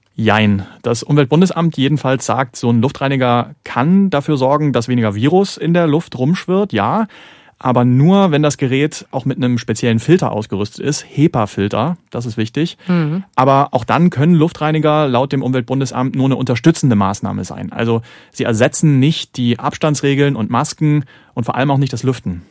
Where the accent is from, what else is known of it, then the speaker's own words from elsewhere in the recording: Zwickau, Saxony, Germany; ich komme aus Zwickau und bin dann auch aufgewachsen natürlich mit Räuchermännchen